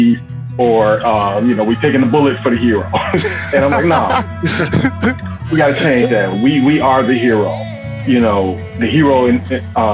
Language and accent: English; Chicago, Illinois, United States; I'm born and raised in Chicago, Southside, Roseland, 104th.